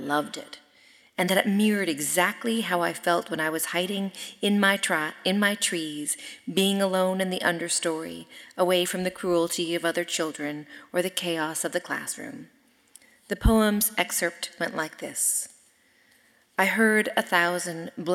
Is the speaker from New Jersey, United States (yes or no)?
no; Sonoma, California, United States; I am from Sonoma, California, and I grew up in a place where nature was in everything that we did